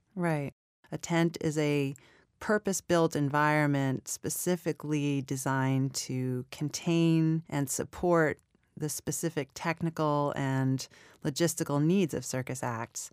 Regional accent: New York City, New York, United States; I was born in Flushing, New York. I was raised in Queens, and when I was in middle school, my family bought a crazy Catskills resort. And we moved upstate

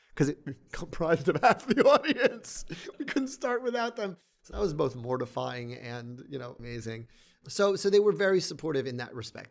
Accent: New York City, New York, United States; I grew up in Inwood, north of Washington Heights

